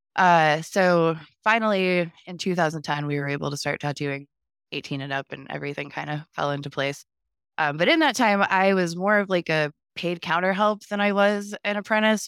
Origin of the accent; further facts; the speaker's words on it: Ohio, United States; also born or lived in Columbia, South Carolina; now in Lexington, South Carolina, United States; So I was growing up in Ohio in a really small town